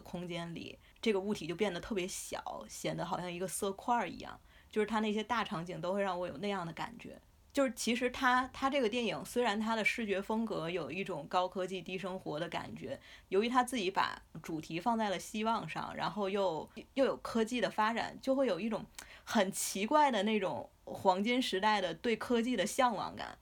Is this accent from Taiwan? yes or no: no; China; 我们中国人